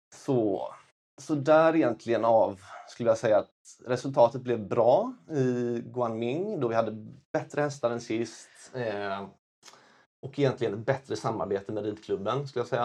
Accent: Kungsbacka, Halland County, Sweden; also born or lived in China; Jag kommer från Kungsbacka, Valda, strax söder om Göteborg

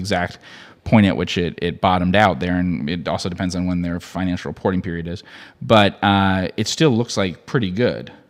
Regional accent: United States

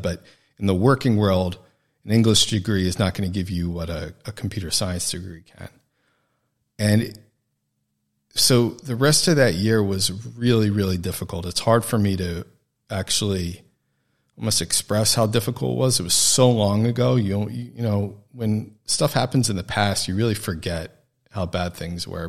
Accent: New Jersey, United States; moved away; also born or lived in New York; I'm from New Jersey originally

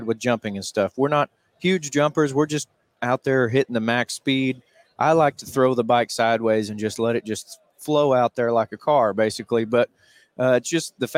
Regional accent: Harrison, Arkansas, United States; We're from Harrison, Arkansas

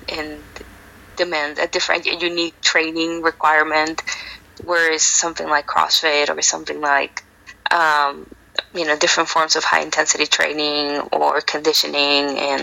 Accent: Mexico; also born or lived in El Paso, Texas; now in San Antonio, United States; I am originally from Mexico.

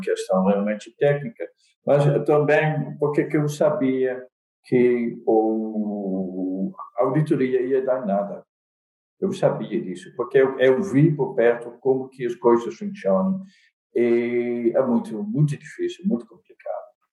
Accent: Netherlands; accent: Dutch; Portuguese is a second language; moved away as an adult; now in Brazil; eu sou holandês, daí meu sotaque

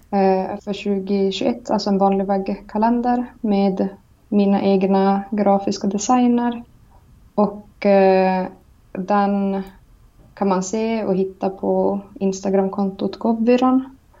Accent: Karesuando, Norrbotten County, Sweden; also born or lived in Palojoensuu, Finland; now in Väddö, Sweden; jag är från Karesuando. Eh, född i Finland, i Palojoensu. Och så flyttade vi till svenska sidan

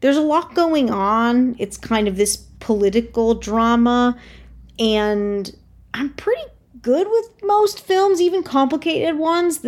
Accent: Connecticut, United States; I am from Connecticut

